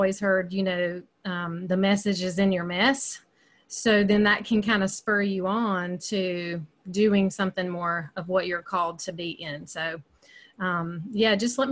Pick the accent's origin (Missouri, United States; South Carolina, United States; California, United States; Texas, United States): South Carolina, United States; upstate; accent: Southern; I live in the upstate of South Carolina, and you can probably tell by my accent, there's some Southern there. I've lived here my entire life. I'm definitely kind of what they call homegrown